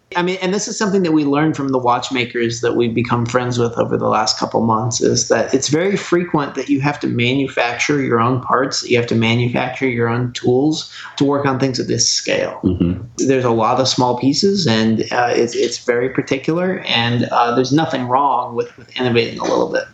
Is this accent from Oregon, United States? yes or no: yes; Oregon, United States; moved away; I'm actually originally from Oregon